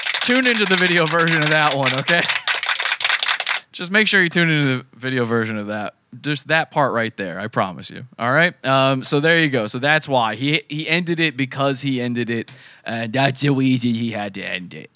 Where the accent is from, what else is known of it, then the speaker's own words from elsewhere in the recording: Virginia, United States; Virginia. That's my home state